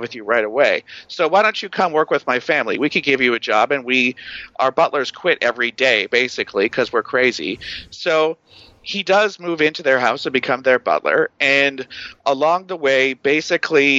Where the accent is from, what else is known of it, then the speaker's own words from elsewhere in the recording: Canada; I'm from Canada